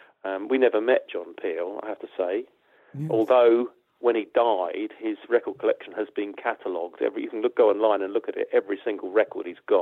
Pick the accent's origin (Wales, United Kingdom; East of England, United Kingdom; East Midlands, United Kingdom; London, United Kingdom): East of England, United Kingdom; Watford; we came from Watford and we didn't come from Liverpool or Manchester.